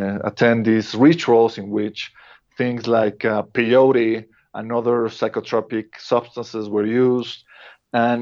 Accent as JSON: {"language": "English", "country": "Mexico", "first_language": "Spanish", "second_language": "English", "said": "I'm a Mexican. Spanish is my mother tongue"}